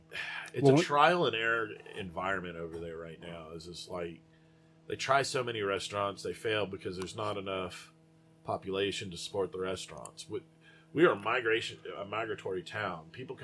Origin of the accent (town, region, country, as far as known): Midland, Texas, United States; born or raised there